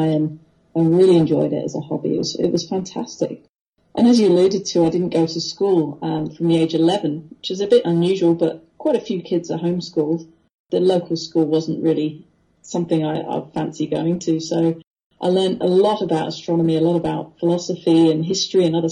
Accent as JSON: {"language": "English", "town": "Wethersfield", "region": "East of England", "country": "United Kingdom", "tie": "born or raised there", "moved": "yes", "lives_now": "Australia", "said": "I grew up amongst nature. And we lived in a little village called Wethersfield, which is just north of London"}